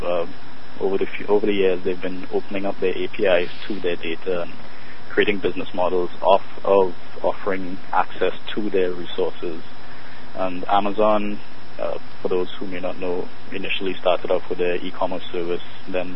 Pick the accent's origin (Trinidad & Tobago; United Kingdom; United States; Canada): Trinidad & Tobago; moved away; I'm originally from Trinidad